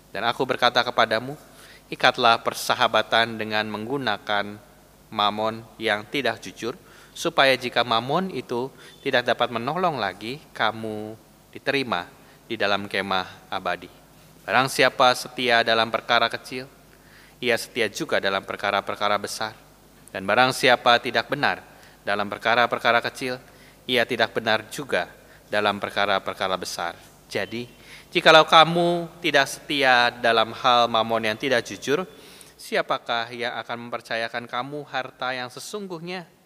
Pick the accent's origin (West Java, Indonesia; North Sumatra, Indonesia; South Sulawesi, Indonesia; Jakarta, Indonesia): West Java, Indonesia; Bandung; accent: Sundanese; now in Surabaya, Indonesia; Saya asli orang Bandung, ngomongnya logat Sunda begini ya Bapak Ibu. Dan ya beberapa kesulitan. Yang pertama soal uh, ya cuaca yang jelas berbeda gitu ya, jauh lebih panas di Surabaya.